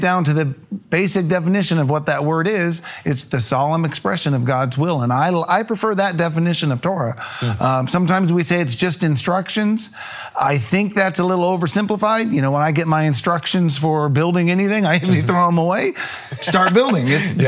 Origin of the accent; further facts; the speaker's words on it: California, United States; Yes, we're from Riverside County, California.